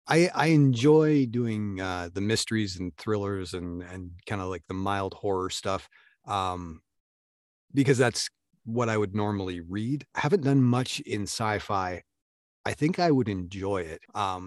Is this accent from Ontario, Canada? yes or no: no; Vancouver, British Columbia, Canada; also born or lived in Canadian Prairies; I'm Canadian, so I'm constantly learning about my accent.